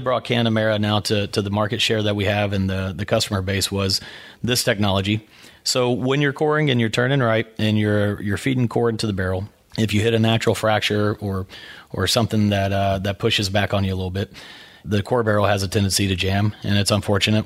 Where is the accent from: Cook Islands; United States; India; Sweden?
United States; Brownwood, Texas; born or raised there